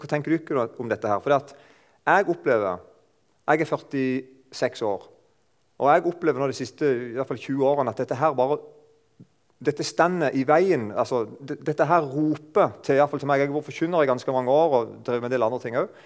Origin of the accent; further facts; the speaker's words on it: Eiken, Agder, Norway; jeg kommer fra Eiken. Der snakker de ca. sånn som meg. Jeg er ikke sånn veldig flink til å holde på dialekten.